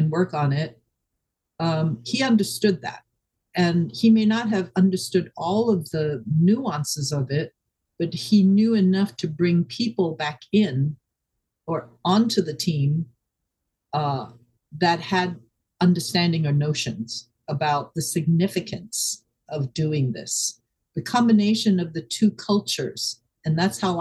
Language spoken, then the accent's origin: English; Hong Kong; moved away; I am Shanghainese, but I was born in Hong Kong and raised